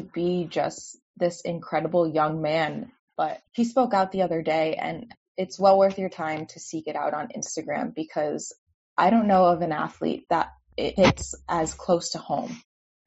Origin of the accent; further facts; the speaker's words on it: a suburb of Springfield, Massachusetts, United States; I grew up in a pretty small suburb of Springfield, Mass